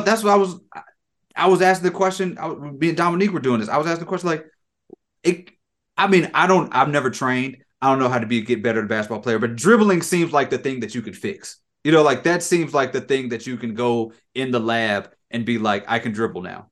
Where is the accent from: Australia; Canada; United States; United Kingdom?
United States; Lafayette, Louisiana; I was born in Lafayette